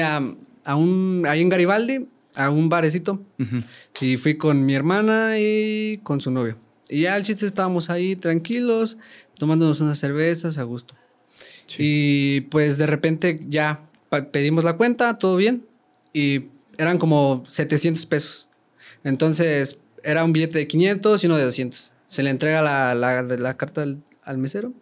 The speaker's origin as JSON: {"language": "Spanish", "town": "San Luis de la Paz", "region": "Guanajuato", "country": "Mexico", "also_born_or_lived": "Querétaro", "said": "Yo no soy de Querétaro, soy de San Luis de la Paz, Guanajuato"}